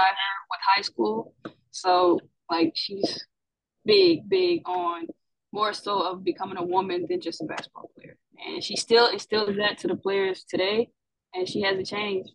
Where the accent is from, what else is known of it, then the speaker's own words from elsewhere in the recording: Atlanta, Georgia, United States; I'm from Atlanta, Georgia